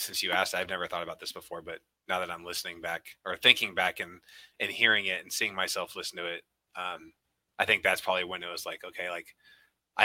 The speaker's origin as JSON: {"language": "English", "town": "Sacramento", "region": "California", "country": "United States", "tie": "born or raised there", "also_born_or_lived": "Bakersfield, California / Oroville, California / Oregon", "said": "Moved up to Oregon for 6th and 7th grade, and then yeah, the rest of middle school and high school is in Sacramento"}